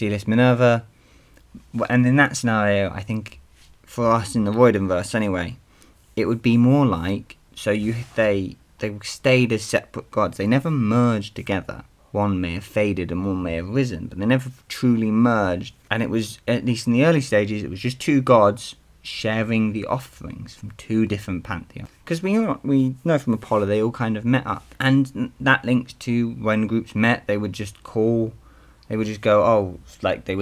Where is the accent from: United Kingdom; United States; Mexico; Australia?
United Kingdom; I'm British